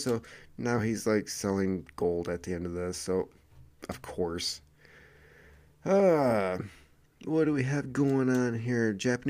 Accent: Sweden; born there; even though I was born in Sweden and really like many aspects of this country.

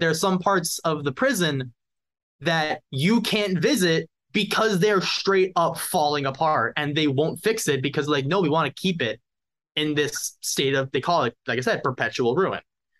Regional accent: United States; also born or lived in Glassboro, New Jersey; now in Philadelphia, United States; I grew up outside New York

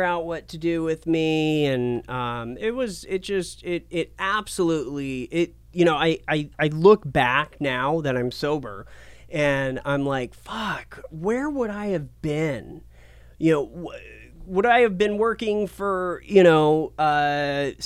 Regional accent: Portland, Oregon, United States; also born or lived in Asheville, North Carolina / New Mexico / Medford, Oregon; I grew up in Portland, Oregon

